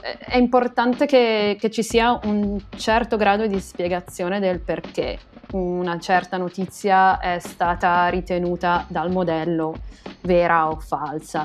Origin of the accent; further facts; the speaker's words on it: Pisa, Tuscany, Italy; now in Groningen, Netherlands; io sono pisana